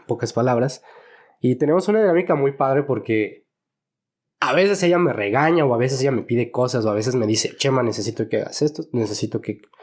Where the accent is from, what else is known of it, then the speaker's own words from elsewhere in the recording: Guadalajara, Jalisco, Mexico; Yo nací aquí, mi hermano nació aquí también. Ok. Somos totalmente tapatíos.